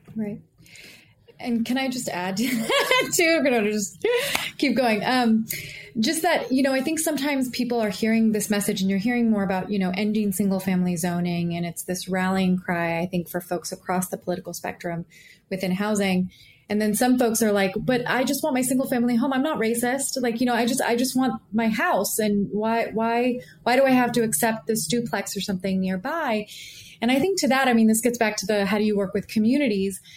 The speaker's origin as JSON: {"language": "English", "area": "the Bay Area", "region": "California", "country": "United States", "said": "I'm from the Bay Area. My I'm first generation in, in Indian American."}